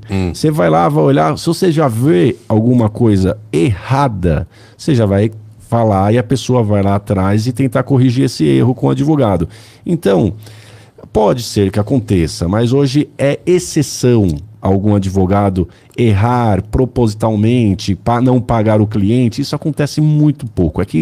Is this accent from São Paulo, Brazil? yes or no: yes; São Bernardo do Campo, São Paulo, Brazil; Nasci em São Bernardo, moro em São Bernardo, estudei em São